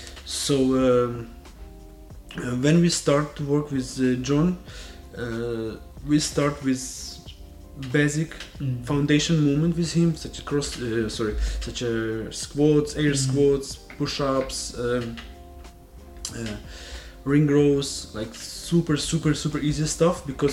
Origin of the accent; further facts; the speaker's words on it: Ukraine; moved away; I'm from Ukraine